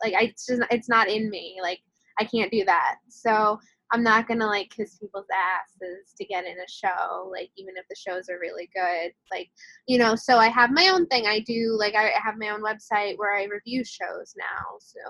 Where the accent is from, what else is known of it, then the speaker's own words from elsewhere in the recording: Long Island, New York, United States; I hail from Long Island, and I was very active in community theater there